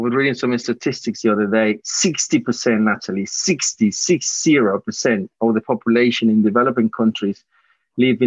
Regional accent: Colombia; moved away; I was born in Colombia myself

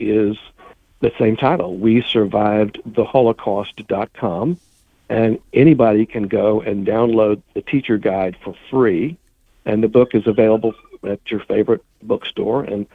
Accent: Columbia, United States; I grew up in Columbia as a member of the Jewish community

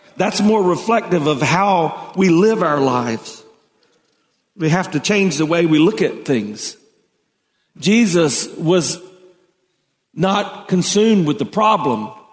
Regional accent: South Carolina, United States; I grew up in South Carolina, and so we had farmers all around us

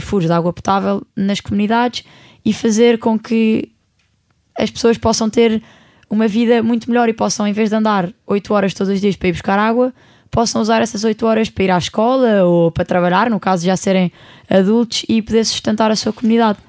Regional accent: Portugal; eu sou do outro lado do mundo, venho de Portugal

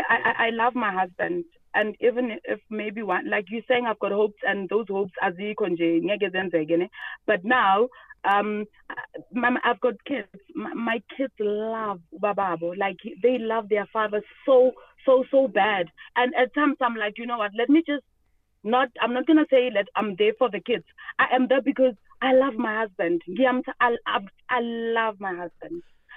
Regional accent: Limpopo, South Africa; So don't say I'm Western. What? I'm not Western. I am rural. I'm from Limpopo, you understand?

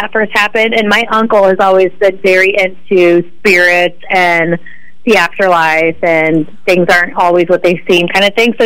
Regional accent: Bartonville, Illinois, United States; I grew up in Bartonville for most of my life

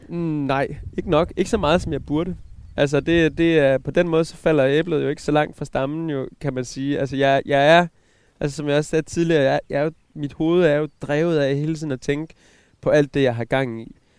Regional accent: Southern Jutland, Southern Denmark, Denmark; Jeg kommer fra Sønderjylland. Ja. Fra en, øh, fra en sådan 20 hektar stor øh, bondegård nede i, i Sønderjylland, som mine forældre

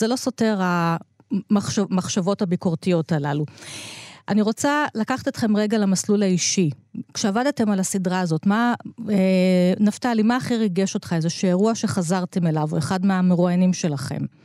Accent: Givatayim, Tel Aviv District, Israel; אתה ואני גדלנו באותה עיר בגבעתיים

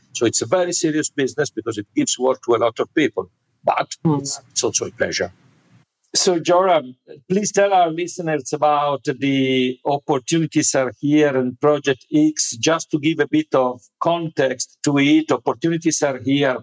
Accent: Italy; the place where I was born in Italy

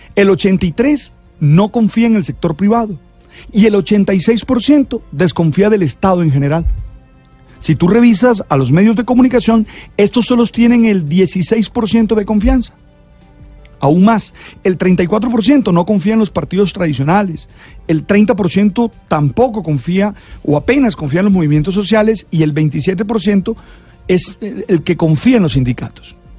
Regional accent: Santa Marta, Magdalena, Colombia; Nací en Santa Marta, una ciudad ah, pequeña en la que casi todos nos conocíamos

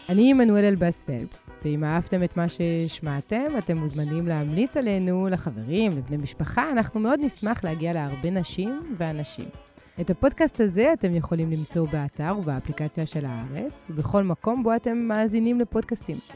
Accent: France; כי מבחינתי, העובדה שכל ילד או ילדה שגדל בצרפת קרא את סאחטר, קרא את אמיל זולה, אני במקרה גדלתי בעיירה שבה היה ביתו של ז'ורז'ק חוסו רוסו.

